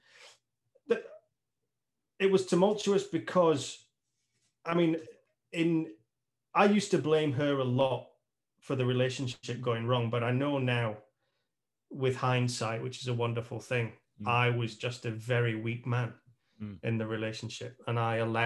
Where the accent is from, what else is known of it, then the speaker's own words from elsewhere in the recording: United Kingdom; moved away as an adult; also born or lived in Tenerife; I'm British